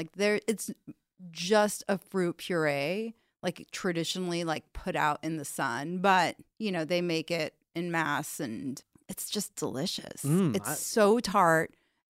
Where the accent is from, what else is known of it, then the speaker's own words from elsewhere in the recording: the Valley, California, United States; accent: Valley; also born or lived in Iran; I was born in Iran, raised in the valley, which I think you can tell from the accent.